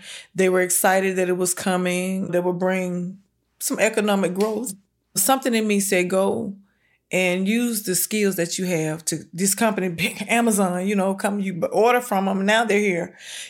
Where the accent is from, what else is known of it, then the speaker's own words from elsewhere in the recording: Marion, Alabama, United States; moved away as an adult; now in Birmingham, United States; I'm from Marion, Alabama, but I live in Birmingham, Alabama.